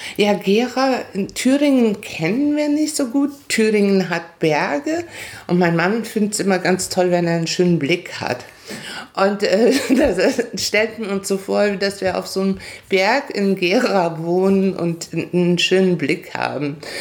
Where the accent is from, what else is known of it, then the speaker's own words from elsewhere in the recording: Paraguay; moved away as an adult; also born or lived in Hamburg, Germany; now in Prignitz, Germany; ich bin mit 20 aus Paraguay nach Deutschland gekommen